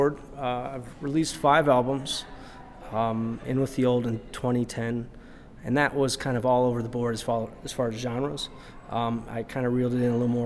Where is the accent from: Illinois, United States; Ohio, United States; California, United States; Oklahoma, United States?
Illinois, United States; Rockford; also born or lived in Chicago, Illinois; now in Skokie, United States; I was born in Rockford in 1980. I lived here for about 20 years, went to Auburn High School, amongst other schools